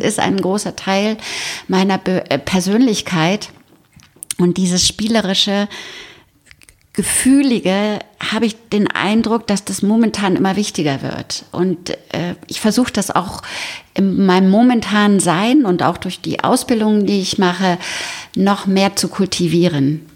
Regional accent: Berlin, Germany; now in Bad Tölz, Germany; ich komme aus Berlin, also geboren in Berlin

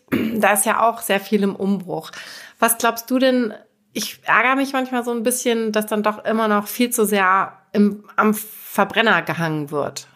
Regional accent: Hamburg, Germany; in der Stadt hier, in meiner Heimatstadt in Hamburg

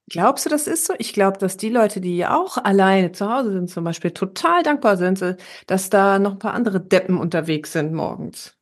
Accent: Herne, North Rhine-Westphalia, Germany; moved away; war ich ja in Herne, meiner Heimatstadt

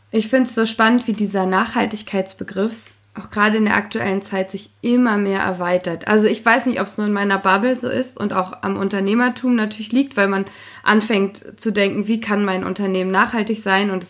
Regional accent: Potsdam, Brandenburg, Germany; ich komme ja aus Potsdam und mein Vater

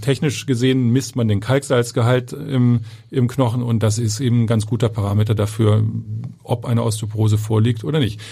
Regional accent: Kiel, Schleswig-Holstein, Germany; moved away as an adult; also born or lived in southern Germany; now in Hamburg, Germany; ich bin gebürtiger Kieler

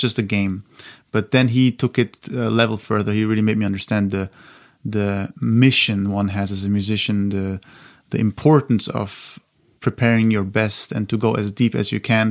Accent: Austria; my hometown in Austria

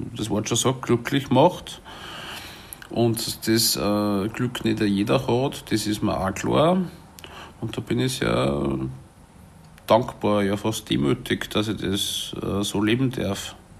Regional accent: Salzburg, Austria; moved away; ich bin 1980 geboren in Salzburg und bin dort aufgewachsen in der Stadt Salzburg

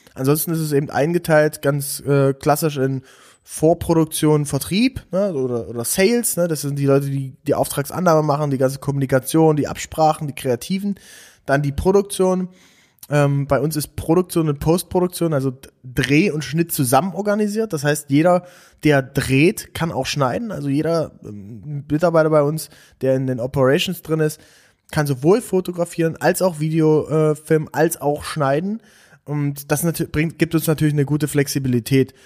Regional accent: Aken, Saxony-Anhalt, Germany; moved away; ich komme komm ja aus, aus der Region, ich komme aus, aus Aachen an der Elbe, bei Dessau ist das.

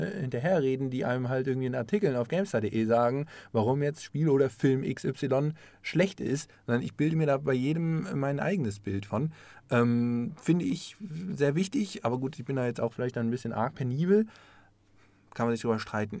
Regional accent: Offenbach am Main, Hesse, Germany; moved away; ich komme aus Offenbach

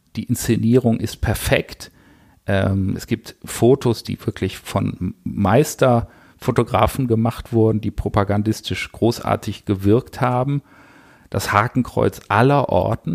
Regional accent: Düsseldorf, North Rhine-Westphalia, Germany; als Düsseldorfer

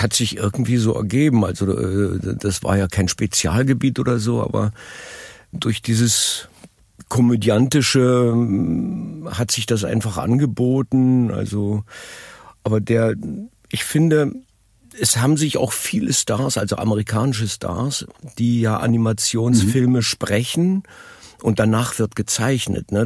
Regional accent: Berlin, Germany; born or raised there; also born or lived in Madrid, Spain / Munich, Germany

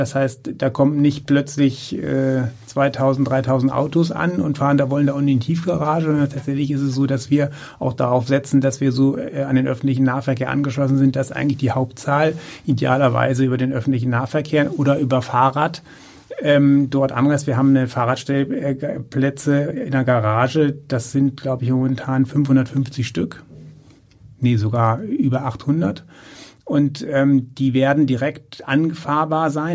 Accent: Uelzen, Lower Saxony, Germany; now in Wendland, Germany; Ich bin gebürtig äh, Uelzener und äh, wohne in der Metropolregion im Wendland.

